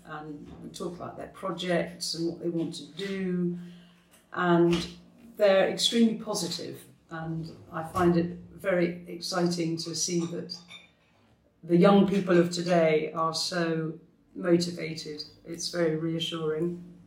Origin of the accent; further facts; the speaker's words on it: Scotland, United Kingdom; now in France; I come from Scotland, so I'm naturally very friendly